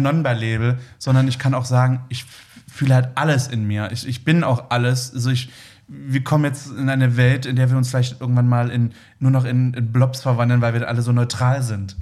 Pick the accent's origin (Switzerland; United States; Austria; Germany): Germany; Leipzig, Saxony; moved away; also born or lived in Berlin; ich bin in Leipzig groß geworden